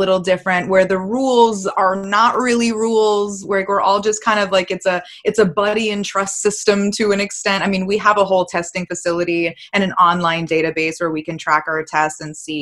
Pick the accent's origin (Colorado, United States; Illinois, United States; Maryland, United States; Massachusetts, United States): Massachusetts, United States; I'm from Massachusetts